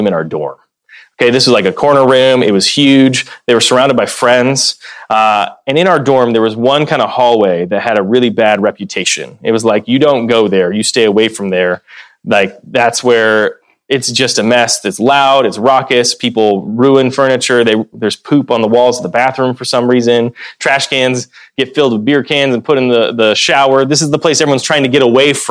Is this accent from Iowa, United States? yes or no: yes; Dubuque, Iowa, United States; moved away; my hometown of Dubuque